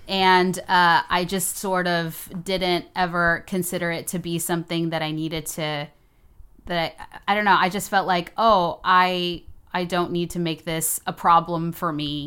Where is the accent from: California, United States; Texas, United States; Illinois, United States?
Texas, United States; moved away as an adult; also born or lived in Houston, Texas / New York; now in Los Angeles, United States; I'm from Texas